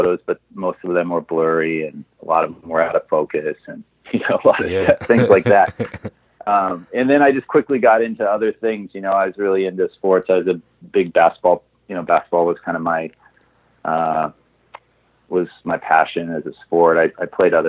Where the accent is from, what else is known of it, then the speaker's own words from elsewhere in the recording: Portland, Oregon, United States; now in Los Angeles, United States; I grew up in Portland, Oregon.